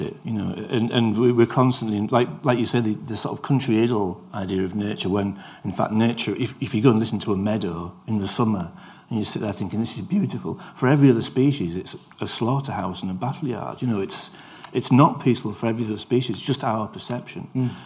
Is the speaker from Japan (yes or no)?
no; Yorkshire and the Humber, United Kingdom; I'm from Yorkshire